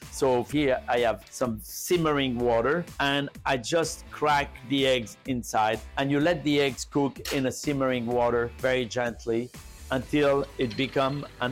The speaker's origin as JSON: {"language": "English", "country": "France", "tie": "born or raised there", "moved": "yes", "said": "I grew up in a very soulful region for food in France"}